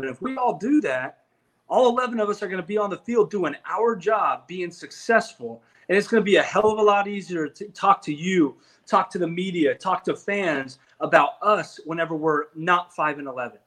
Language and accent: English; Wiggins, Colorado, United States; I come from Wiggins, Colorado